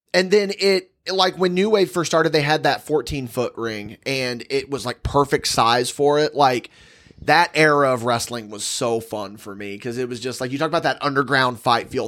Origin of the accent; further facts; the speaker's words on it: West Terre Haute, Indiana, United States; It is West Terre Haute, and I take great umbrage with that because um, that's again that's my hometown. That's where I'm from